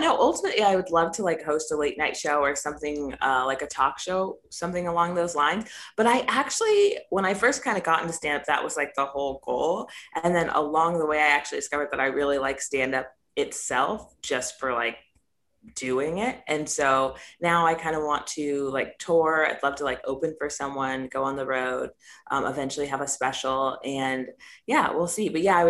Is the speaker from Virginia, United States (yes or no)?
no; Rancho Cucamonga, California, United States; also born or lived in Los Angeles, California; I'm originally from Rancho Cucamonga, California, but I say